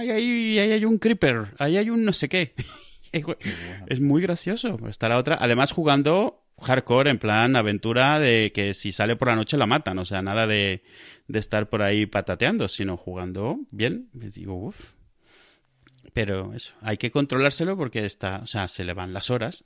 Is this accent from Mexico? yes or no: no; Spain